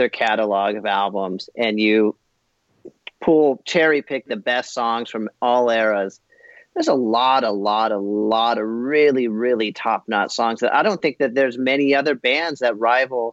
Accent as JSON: {"language": "English", "region": "Southern California", "country": "United States", "tie": "born or raised there", "said": "we grew up in Southern California"}